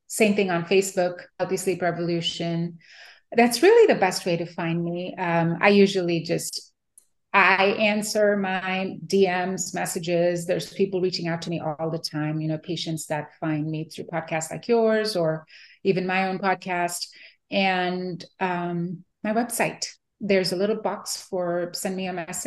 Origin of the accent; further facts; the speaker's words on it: India; moved away as an adult; now in Houston, United States; I was born and raised in India